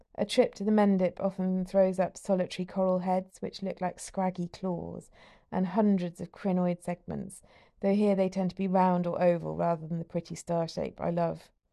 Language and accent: English; Somerset, South West England, United Kingdom; now in Bristol, United Kingdom; The place I grew up in Somerset is well known for its ichthyosaur fossils